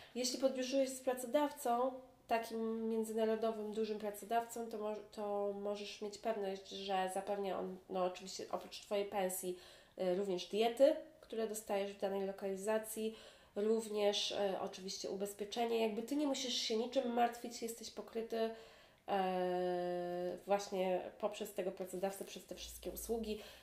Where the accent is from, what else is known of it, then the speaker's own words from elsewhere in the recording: Poland; now in Hong Kong; mówię po polsku, jestem z Polski